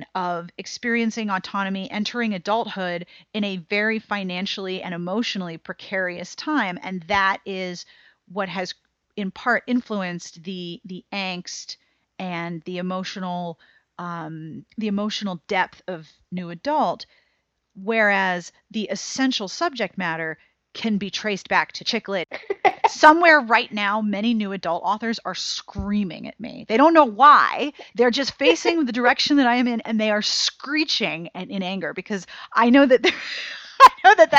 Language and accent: English; United States; as an American consumer